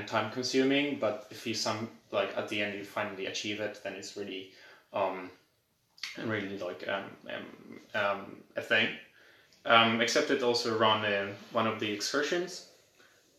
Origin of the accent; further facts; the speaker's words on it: Warsaw, Masovian Voivodeship, Poland; I was raised in born and raised in Warsaw